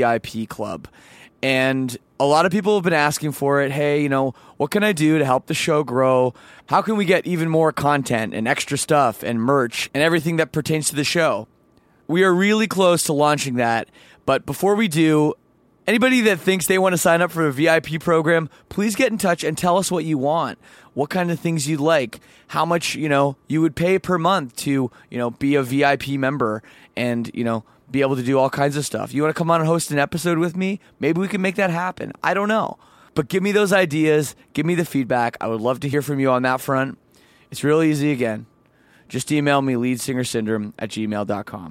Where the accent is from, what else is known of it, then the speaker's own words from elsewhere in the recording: Toronto, Ontario, Canada; I'm from Canada